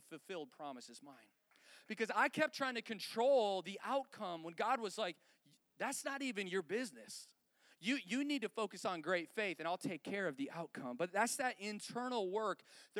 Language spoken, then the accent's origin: English; about an hour from Detroit, Michigan, United States; moved away as an adult; now in Colorado, United States; we grew up in like an hour from Detroit, which has really been in decline since the 60s, okay? So that's where we grew up.